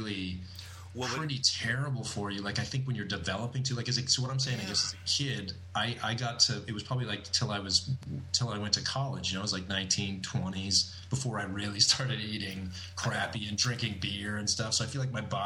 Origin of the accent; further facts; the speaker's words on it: Alberta, Canada; I go back to Alberta. I'm doing a club in my hometown